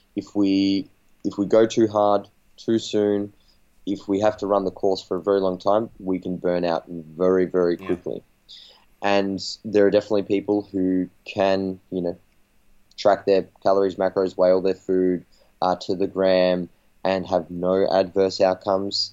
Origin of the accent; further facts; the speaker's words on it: Australia; I'm a coach from Australia